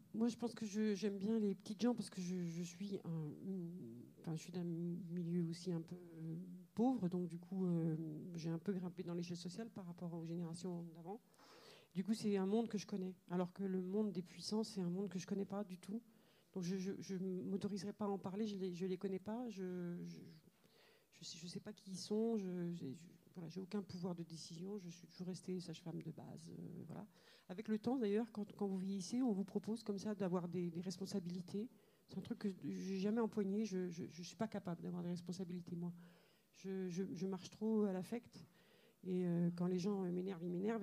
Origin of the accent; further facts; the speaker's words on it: Algeria; moved away; mon enfance euh, en Algérie, c'est une enfance très très heureuse